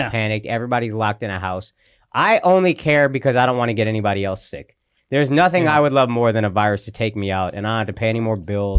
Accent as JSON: {"language": "English", "town": "Dallas", "region": "Texas", "country": "United States", "tie": "born or raised there", "said": "I grew up in Dallas"}